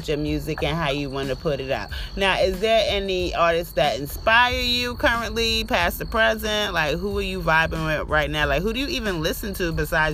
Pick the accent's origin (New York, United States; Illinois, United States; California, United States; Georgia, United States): New York, United States; New York City; moved away as an adult; now in Augusta, United States; I'm from Brooklyn originally, but I live out here in Augusta now